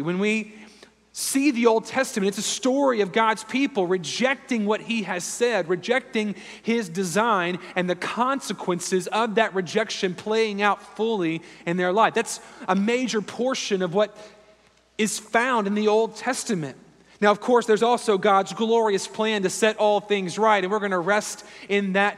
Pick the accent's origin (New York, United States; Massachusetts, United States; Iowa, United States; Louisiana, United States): Louisiana, United States; moved away as an adult; also born or lived in Houston, Texas; now in Raleigh, United States; growing up in Louisiana and living in South Louisiana and in Houston for a number of years